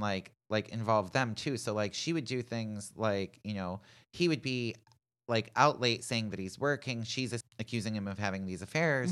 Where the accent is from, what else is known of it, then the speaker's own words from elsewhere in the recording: Pittsburgh, Pennsylvania, United States; my hometown of Pittsburgh